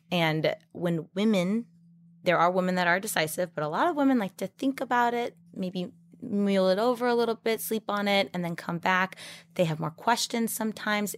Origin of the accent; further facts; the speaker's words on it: Oregon, United States; moved away as an adult; also born or lived in Las Vegas; I'm from Oregon, but I went to U N L V for my event planning and hospitality